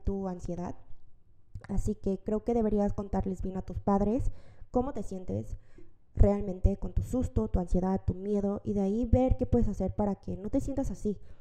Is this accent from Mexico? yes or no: yes; Mexico; now in South Korea; yo crecí desde los tres meses de nacer en México